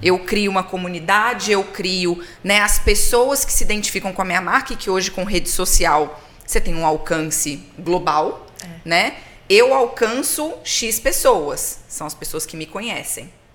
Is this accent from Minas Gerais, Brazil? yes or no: yes; Minas Gerais, Brazil; eu sou de Minas